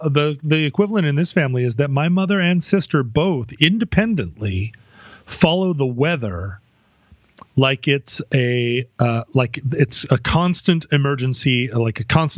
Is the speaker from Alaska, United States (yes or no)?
yes; Anchorage, Alaska, United States; moved away; growing up in Anchorage, it was a thing, I guess, that you did because the weather could kill you. Mm-hmm. But we haven't lived in Anchorage as a family for a long time.